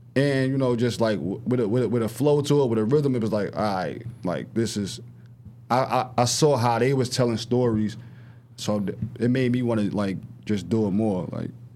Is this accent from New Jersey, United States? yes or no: yes; Newark, New Jersey, United States; I'm from I'm from North North, from um, Grafton Ave Projects